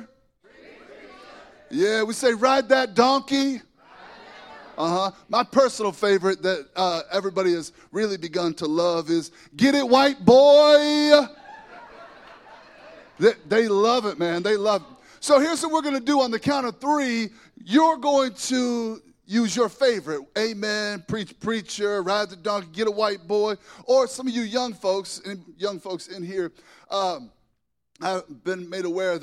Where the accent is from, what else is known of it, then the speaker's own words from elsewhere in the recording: Lincoln, Nebraska, United States; I am from Lincoln, Nebraska